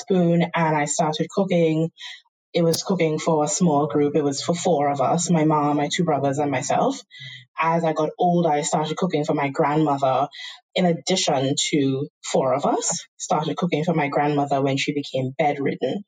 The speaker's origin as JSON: {"language": "English", "country": "Trinidad & Tobago", "tie": "born or raised there", "accent": "Trinidadian", "moved": "as an adult", "lives_now": "United States", "said": "I am born and raised in Trinidad and Tobago."}